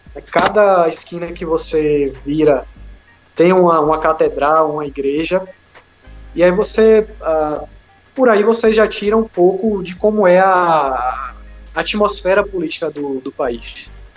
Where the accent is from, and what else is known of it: Brazil